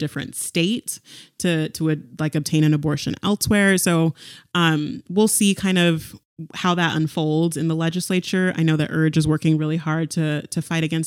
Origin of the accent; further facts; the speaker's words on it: California, United States; moved away as an adult; also born or lived in San Diego / North Carolina; I grew up in California